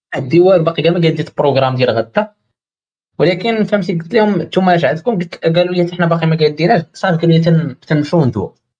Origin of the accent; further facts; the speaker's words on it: Morocco; قلت ليه المغرب